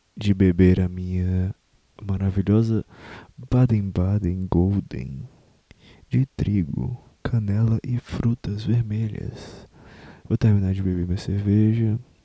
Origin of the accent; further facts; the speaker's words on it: Brazil; Eu, eu não me enxergo como, como brasileiro, no sentido de. Eu tenho orgulho da minha cultura